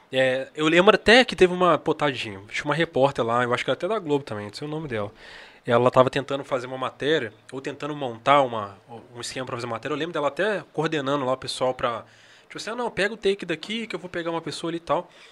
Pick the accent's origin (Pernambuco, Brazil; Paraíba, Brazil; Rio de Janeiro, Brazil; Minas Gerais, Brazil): Minas Gerais, Brazil; eu sou de Minas Gerais